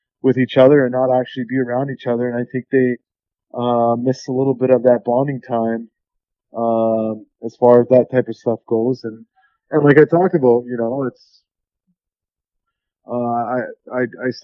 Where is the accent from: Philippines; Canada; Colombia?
Canada; Vancouver, British Columbia; my hometown team, you know, 10 minutes away from my house where I grew up